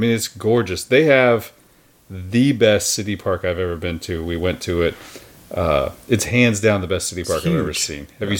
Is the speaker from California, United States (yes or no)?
no; Bartlesville, Oklahoma, United States; I grew up in Bartlesville, which is 45 miles north of Tulsa. So Tulsa was the big city.